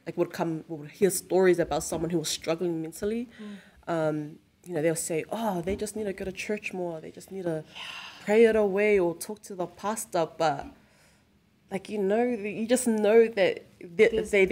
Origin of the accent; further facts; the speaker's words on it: Auckland, New Zealand; born and raised in Auckland.